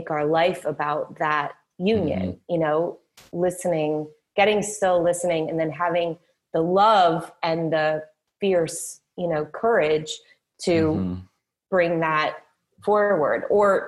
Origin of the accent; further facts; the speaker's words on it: Midwest, United States; I was raised in the Midwest. You know, we're really salt-of-the-earth type people